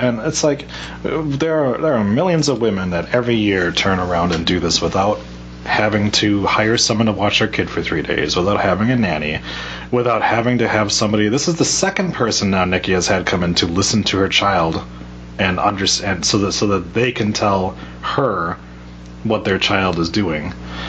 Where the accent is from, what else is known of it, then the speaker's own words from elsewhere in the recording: Phoenix, Arizona, United States; born there; No, I was born in Phoenix.